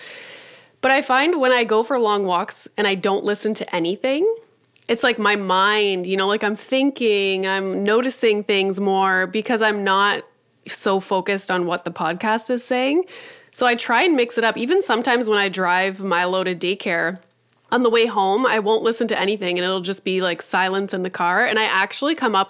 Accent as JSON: {"language": "English", "region": "Northern Ontario", "country": "Canada", "said": "I'm from Northern Ontario"}